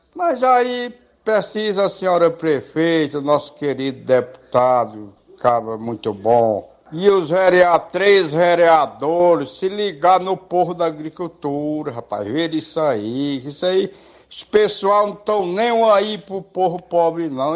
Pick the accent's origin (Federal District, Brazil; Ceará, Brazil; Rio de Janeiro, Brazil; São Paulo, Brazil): Ceará, Brazil; Canindezinho; eu sou do Candezinho aqui